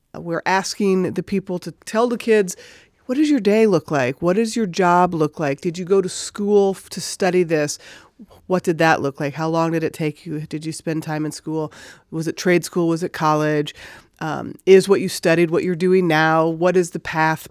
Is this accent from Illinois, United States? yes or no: yes; Chicago, Illinois, United States; moved away as an adult; now in Alaska, United States; I'm originally from Illinois, around Chicago area